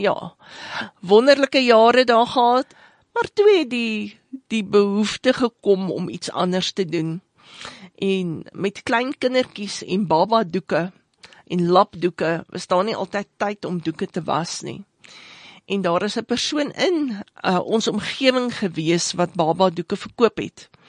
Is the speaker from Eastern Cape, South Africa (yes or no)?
no; Johannesburg, Gauteng, South Africa; ek is 'n meisie van die suide, ehm um, uh, Johannesburg se uit groot geword, uh, Terfontein